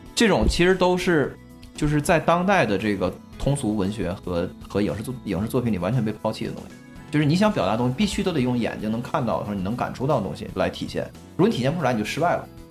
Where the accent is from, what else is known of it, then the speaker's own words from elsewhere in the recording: China; 因为建国之后咱们国家是完美的